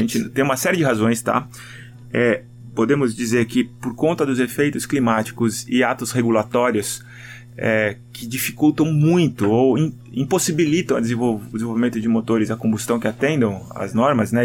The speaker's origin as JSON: {"language": "Portuguese", "country": "Brazil", "said": "como brasileiro"}